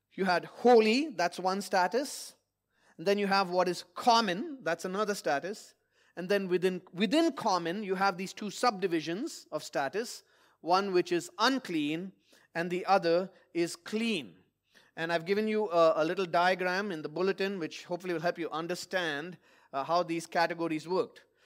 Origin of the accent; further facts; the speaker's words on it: India; moved away; my home country of India